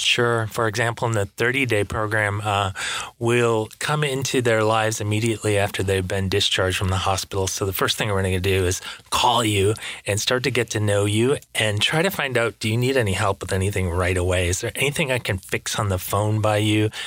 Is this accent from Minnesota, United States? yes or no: no; Michigan, United States; now in West Palm Beach, United States; I'm from Michigan. I live in Florida now